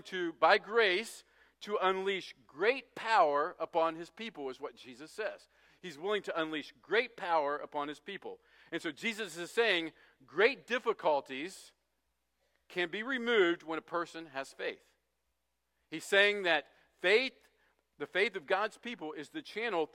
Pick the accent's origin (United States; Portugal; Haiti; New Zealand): United States; West Virginia; I grew up in West Virginia, which is called the Mountain State